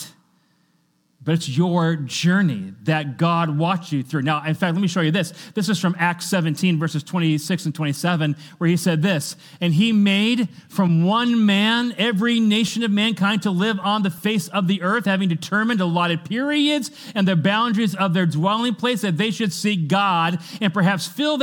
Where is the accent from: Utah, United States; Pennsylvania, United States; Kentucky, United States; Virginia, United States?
Kentucky, United States; I was born in Kentucky.